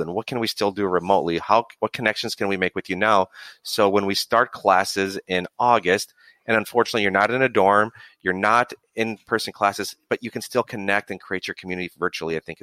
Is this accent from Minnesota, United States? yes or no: yes; Minnesota, United States; moved away as an adult; also born or lived in Asia; now in California, United States; I'm from Minnesota. I had never basically left Minnesota very much